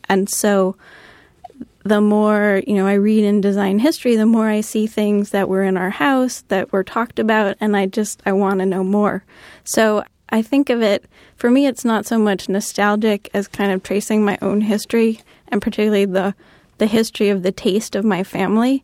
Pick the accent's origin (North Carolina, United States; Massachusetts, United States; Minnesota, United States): Massachusetts, United States; Cambridge; I grew up in Cambridge